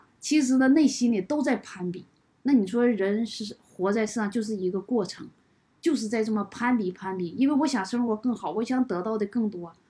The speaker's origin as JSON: {"language": "Chinese", "town": "Kunming", "region": "Yunnan", "country": "China", "said": "我是从昆明来到这里，我今年四十八岁，现在已经处于退休状态。"}